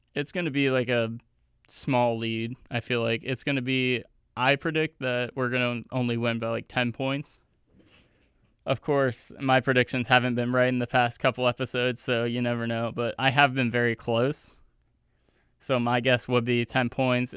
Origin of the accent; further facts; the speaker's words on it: Youngstown, Ohio, United States; moved away; my, my hometown, Youngstown, Ohio, which is, like, four hours away from here.